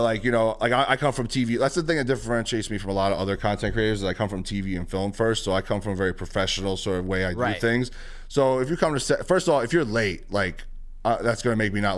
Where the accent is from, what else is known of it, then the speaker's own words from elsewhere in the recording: New York City, New York, United States; growing up in the Bronx is very much who I am